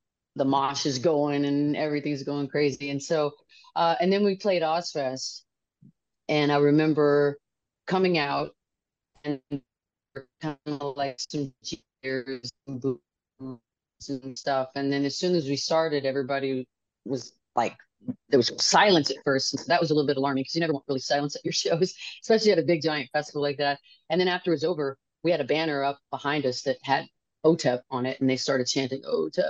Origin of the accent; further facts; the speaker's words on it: Los Angeles, California, United States; I'm from Los Angeles